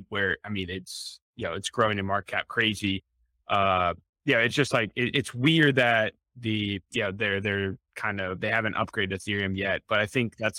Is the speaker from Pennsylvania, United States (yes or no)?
yes; Pittsburgh, Pennsylvania, United States; Well, I grew up in Pittsburgh and everything, so I'm a big Steelers.